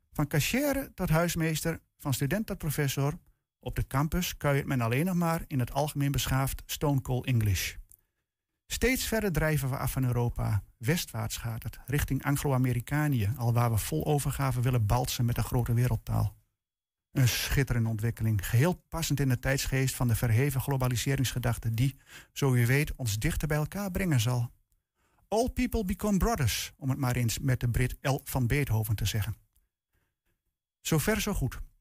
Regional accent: Netherlands; als Nederlander en tevens Nederlandse taalliefhebber

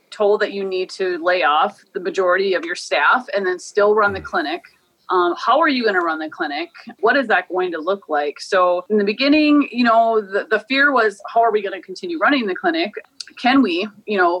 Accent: Morton, Minnesota, United States; I am from the Shanshayapi

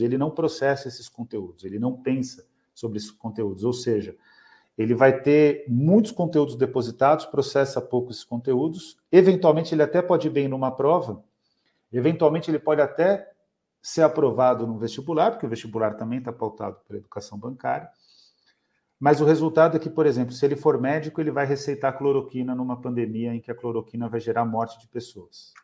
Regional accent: São Paulo, Brazil; lá da minha região também, em Pirituba

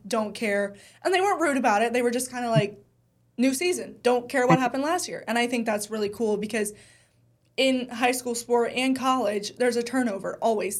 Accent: Charlotte, North Carolina, United States; I grew up in Charlotte

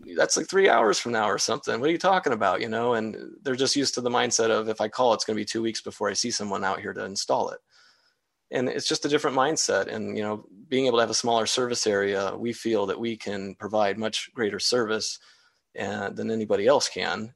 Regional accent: Wadsworth, Ohio, United States; born and raised in Wadsworth

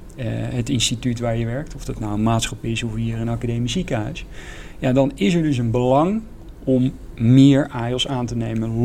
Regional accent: Zeist, Utrecht, Netherlands; ik ben geboren in, in Zeist, in de Zeiste Bossen. Dus dat is eigenlijk vlakbij uh, bij, eh, bij Utrecht.

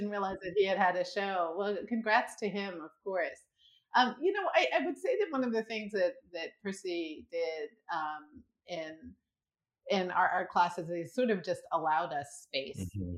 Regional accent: Washington, District of Columbia, United States; we grew up in Washington, D.C.

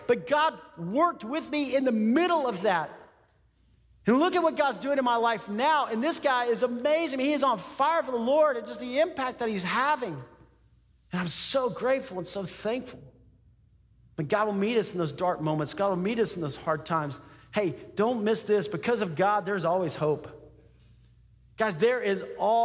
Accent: Texas, United States; I grew up in Texas

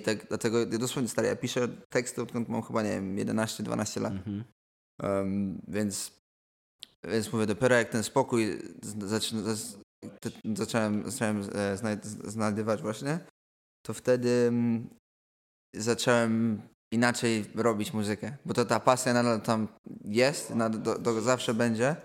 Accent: Poland; now in London, United Kingdom; powiedziałem, że jestem z Polski

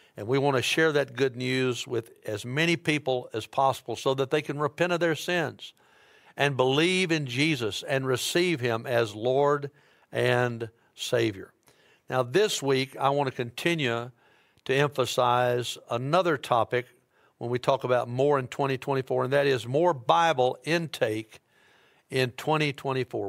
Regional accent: Dyersburg, Tennessee, United States; now in Memphis, United States; I'm from Dyersburg

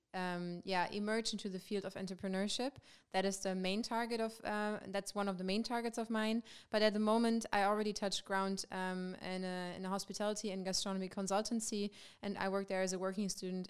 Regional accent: Germany; moved away as an adult; now in Maastricht, Netherlands; I'm from Germany

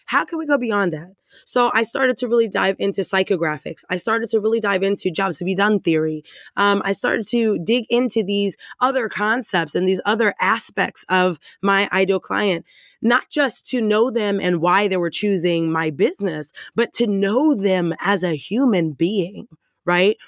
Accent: Dallas, Texas, United States; I'm from Texas.

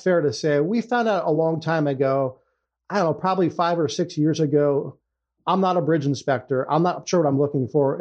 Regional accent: Ohio, United States; moved away as an adult; also born or lived in Nevada; We're both originally from Ohio, so we decided, hey, uh, I think it's time to raise the kids back home closer to family

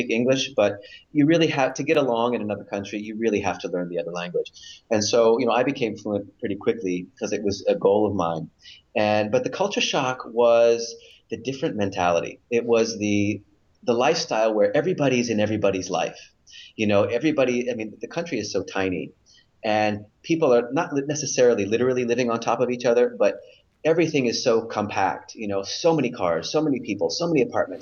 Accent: California, United States; moved away as an adult; now in Israel; I currently live in Israel, and I was born and raised in California.

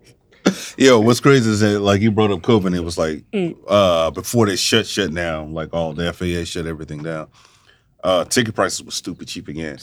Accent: Baton Rouge, Louisiana, United States; I'm from Baton Rouge, Louisiana. I was born and raised.

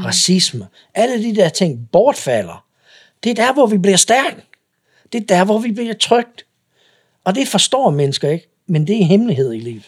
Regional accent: United States; Danish is a second language; moved away as an adult; now in Denmark; jeg kommer fra USA

